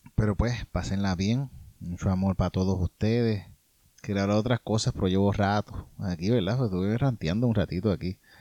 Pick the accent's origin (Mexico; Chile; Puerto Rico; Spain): Puerto Rico; Yauco; yo soy de, de Yauco.